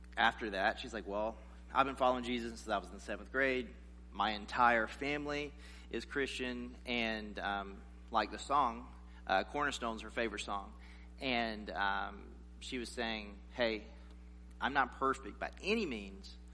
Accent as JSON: {"language": "English", "region": "South Carolina", "country": "United States", "tie": "born or raised there", "said": "I grew up in this in the South in South Carolina"}